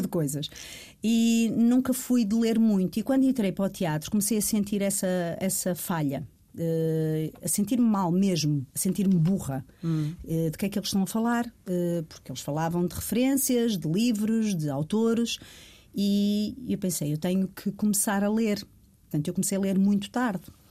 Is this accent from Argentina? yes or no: no; Rio Tinto, Porto District, Portugal; eu sou de Rio Tinto, do Porto